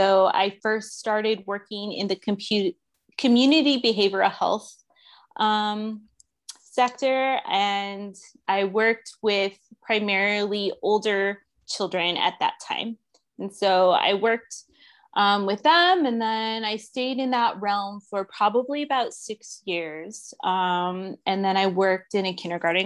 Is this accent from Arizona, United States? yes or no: yes; Phoenix, Arizona, United States; also born or lived in Florida; I was born and raised in Phoenix, Arizona. I'm still here